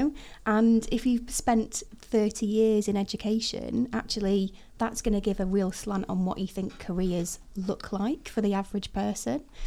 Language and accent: English; Chester, North West England, United Kingdom; I was born in Chester. I'm thoroughly northwest, it never lived anywhere else